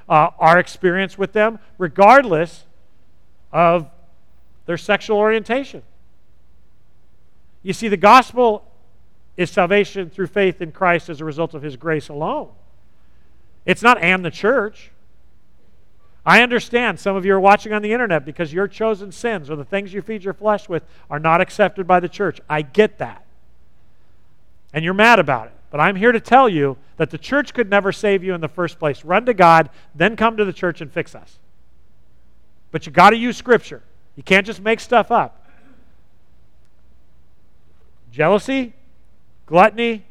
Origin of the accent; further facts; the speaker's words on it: Southern California, United States; I grew up in Southern California.